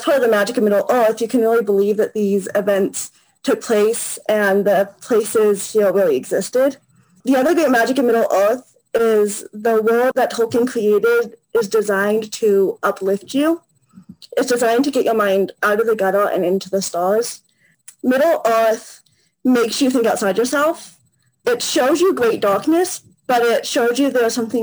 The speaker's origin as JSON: {"language": "English", "region": "California", "country": "United States", "said": "I am from California in the United States"}